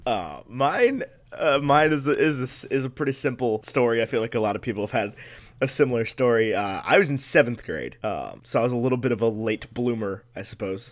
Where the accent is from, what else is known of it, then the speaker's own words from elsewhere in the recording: United States; I was, had the privilege to be born in the United States of America